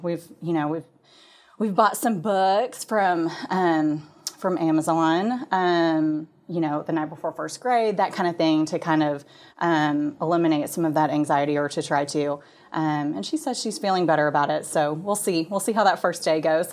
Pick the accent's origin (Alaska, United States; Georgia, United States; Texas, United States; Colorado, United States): Texas, United States; Plano; I am from the Dallas area. I grew up in Plano